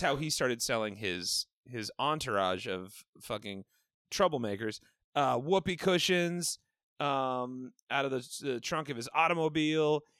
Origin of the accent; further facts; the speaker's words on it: Evanston, Illinois, United States; I'm from Evanston.